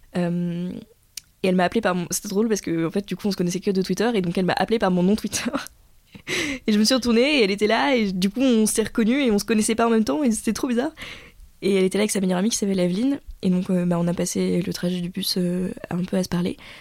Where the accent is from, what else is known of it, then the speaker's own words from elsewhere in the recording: Paris, Île-de-France, France; moved away as an adult; now in Lyon, France; moi je suis née à Paris, que j'ai grandi à Paris